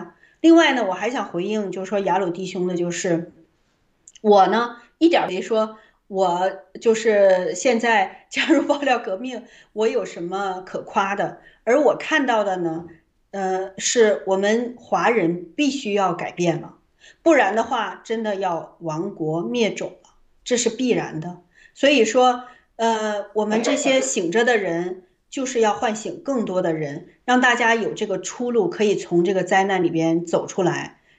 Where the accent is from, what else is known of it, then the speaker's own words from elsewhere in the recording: China; 所以我的最大的盼望就是，我们中国人从过去到现在，其实几千年了